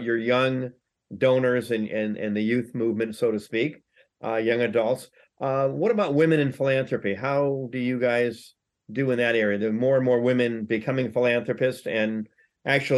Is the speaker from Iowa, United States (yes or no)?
no; California, United States; I'm from California